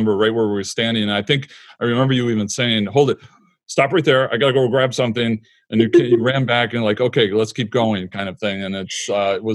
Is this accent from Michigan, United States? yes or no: yes; Michigan, United States; moved away; I'm from Michigan and we're back in Michigan for the last 10 years.